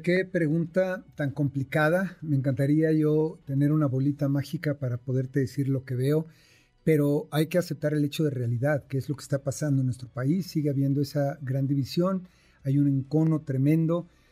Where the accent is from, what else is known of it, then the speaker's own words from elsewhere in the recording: Mexico; somos mexicanos trabajadores, fregones